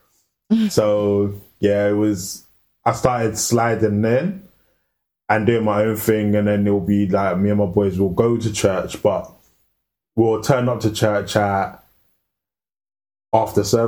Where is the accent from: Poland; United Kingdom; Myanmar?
United Kingdom; London; I grew up in Northwest